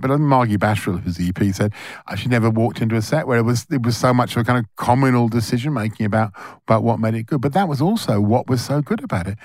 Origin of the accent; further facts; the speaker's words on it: Melbourne, Victoria, Australia; We're all from Melbourne.